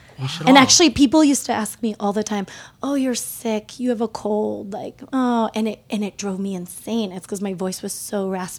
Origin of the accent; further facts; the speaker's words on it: Redmond, Oregon, United States; moved away; also born or lived in Portland, Oregon; did most of my, like, growing years in Central Oregon, north of Bend, before Bend was cool.